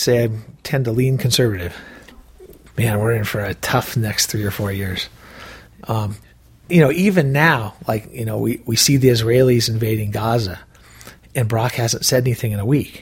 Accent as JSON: {"language": "English", "town": "Seattle", "region": "Washington", "country": "United States", "tie": "born or raised there", "moved": "as an adult", "lives_now": "Montana, United States", "said": "I was originally born in Seattle"}